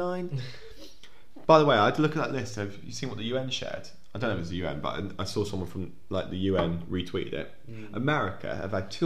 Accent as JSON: {"language": "English", "town": "Maidstone", "region": "South East England", "country": "United Kingdom", "tie": "born or raised there", "also_born_or_lived": "Lincoln / Scotland", "moved": "yes", "said": "I grew up in Kent, in Maidstone."}